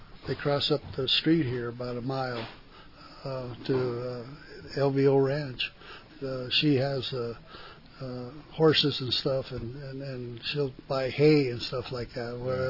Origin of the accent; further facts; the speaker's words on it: Gallup, New Mexico, United States; I was, you know, born and raised in Gallup